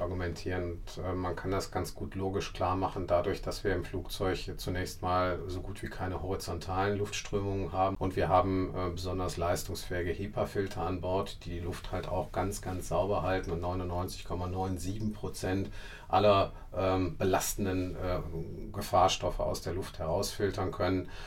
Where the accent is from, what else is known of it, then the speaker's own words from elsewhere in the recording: Essen, North Rhine-Westphalia, Germany; ich wohne auch weiterhin gerne in Essen, weil Essen ist meine Heimatstadt